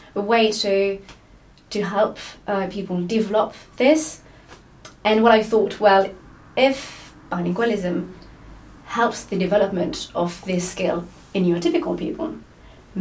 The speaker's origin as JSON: {"language": "English", "town": "Lyon", "region": "Auvergne-Rhône-Alpes", "country": "France", "moved": "as an adult", "lives_now": "Edinburgh, United Kingdom", "said": "I'm from France, from Lyon. I moved to Edinburgh 2 years ago to do my PhD"}